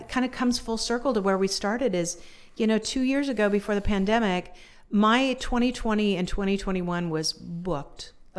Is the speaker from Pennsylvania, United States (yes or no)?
no; Spokane, Washington, United States; So I was adopted, and my given name at birth was very unique, and I was born in Spokane.